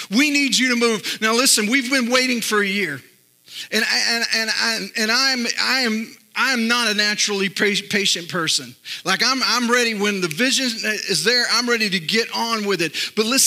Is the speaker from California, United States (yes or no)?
no; Northeast Texas, United States; I grew up in Northeast Texas and then moved to Central Texas when I was 11, but I still have a little bit of that old Northeast Texas wisdom